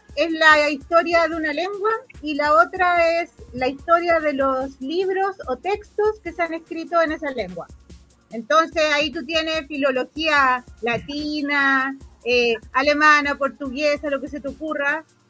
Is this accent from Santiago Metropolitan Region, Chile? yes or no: no; Valparaíso, Chile; yo soy porteña de Valparaíso, de un puerto también, y de chica veraneé siempre en Iquique